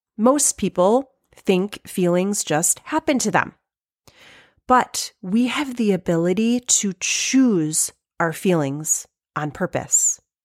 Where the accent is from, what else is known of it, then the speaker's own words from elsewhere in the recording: Michigan, United States; if I'm from Michigan